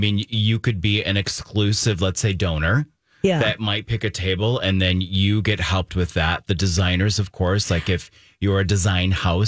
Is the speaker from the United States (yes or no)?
no; Germany; moved away; growing up in Germany